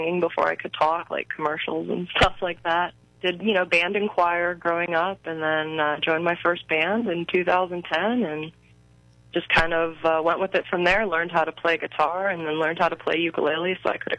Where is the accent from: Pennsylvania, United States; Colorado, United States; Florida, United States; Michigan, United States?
Pennsylvania, United States; Clarion County; also born or lived in Punxsutawney, Pennsylvania; I was born in Punxsutawney, which is Jefferson County, but I've lived most of my life now in Clarion County